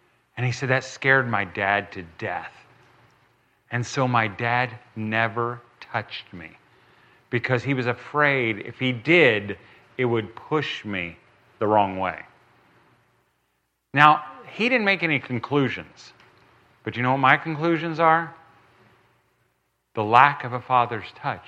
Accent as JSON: {"language": "English", "country": "United States", "said": "I'm red-blooded American. I'm not from Europe"}